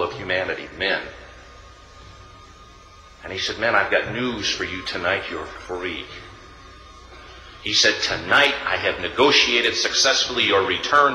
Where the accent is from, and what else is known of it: United States